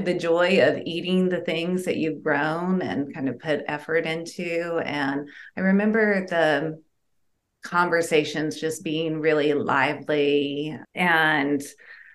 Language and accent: English; Southern United States, United States; early childhood when I grew up in Southern United States